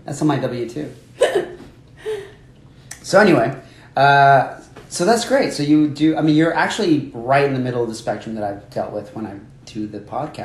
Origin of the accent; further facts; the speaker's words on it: Miami, Florida, United States; I grew up there. I grew up in Miami.